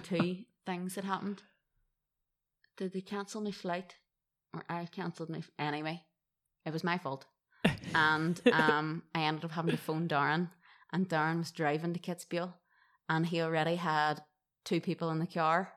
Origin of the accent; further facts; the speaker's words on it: Derry, Northern Ireland, United Kingdom; accent: Irish; moved away as an adult; now in Gold Coast, Australia; my hometown in Derry